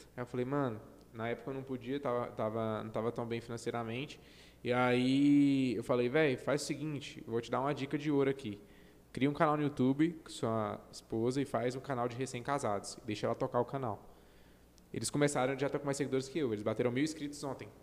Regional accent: Goiânia, Goiás, Brazil; eu acho que eu sou de Goiânia

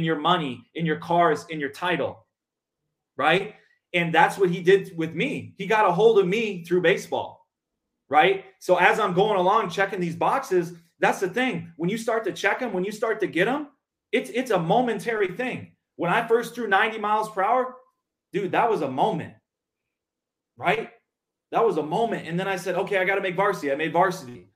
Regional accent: Minnesota, United States; moved away as an adult; now in Mesa, Arizona, United States; growing up in Minnesota

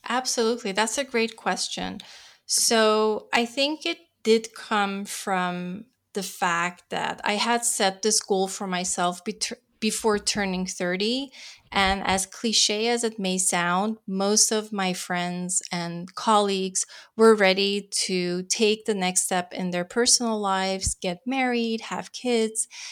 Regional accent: Netherlands; moved away as an adult; now in Los Angeles, United States; I'm born and raised in the Netherlands, moved to L A to pursue my Californian dream

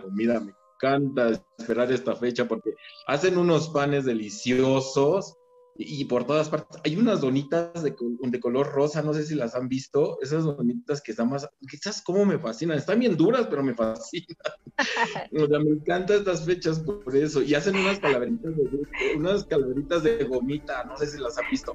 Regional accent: Mexico; soy mexicano

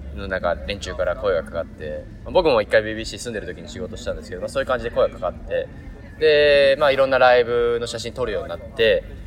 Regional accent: Kansai, Japan; accent: Kansai-ben; お互い関西人なんで関西弁が出ちゃうかもしれませんが

